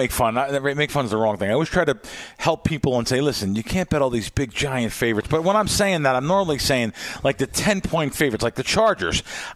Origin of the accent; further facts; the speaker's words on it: Las Vegas, Nevada, United States; And Las Vegas, like I said, I hate to say it, it's my hometown team